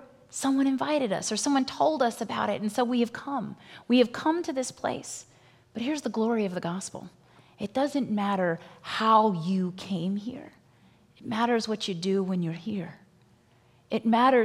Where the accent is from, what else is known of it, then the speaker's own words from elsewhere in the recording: Virginia, United States; I grew up in Virginia